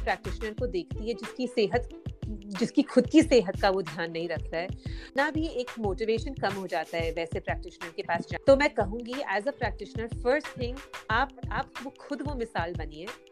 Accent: Mumbai, Maharashtra, India; मैं एक्चुअली मुंबई में बड़ी हुई

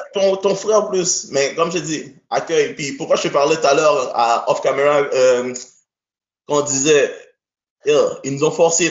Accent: Haiti; also born or lived in Quebec, Canada; now in Canada; je suis un gars qui vient d'Haïti, ok? Je suis né en Haïti, premièrement

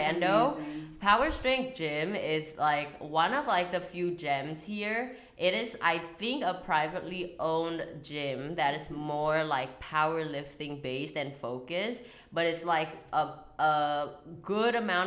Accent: Vietnam; moved away; I was born and raised in Vietnam

